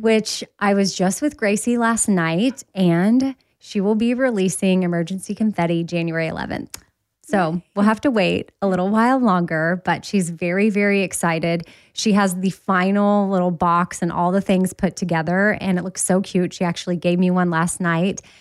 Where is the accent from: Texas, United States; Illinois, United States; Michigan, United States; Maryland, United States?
Texas, United States; Austin; now in Nashville, United States; I'm from Austin